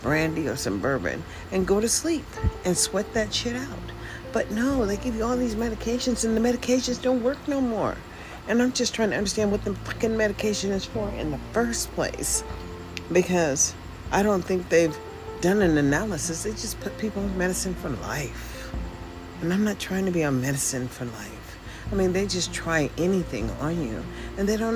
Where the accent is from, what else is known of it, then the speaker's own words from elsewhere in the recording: United States; also born or lived in Washington State; now in Nevada, United States; I'm an American. That's what I am.